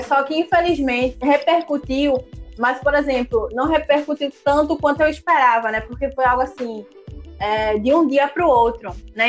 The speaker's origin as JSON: {"language": "Portuguese", "town": "Recife", "region": "Pernambuco", "country": "Brazil", "said": "eu sou de periferia, daqui da Zona Norte do Recife"}